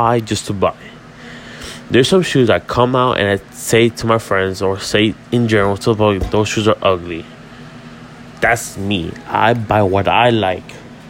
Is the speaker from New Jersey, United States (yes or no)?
no; Miami, Florida, United States; I am from Miami, Florida